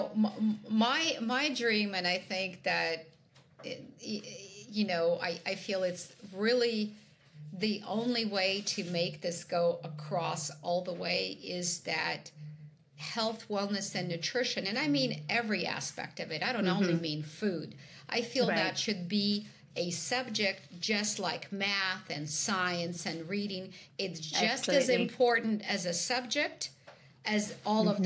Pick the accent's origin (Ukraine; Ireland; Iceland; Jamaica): Ukraine; moved away; I am originally from Ukraine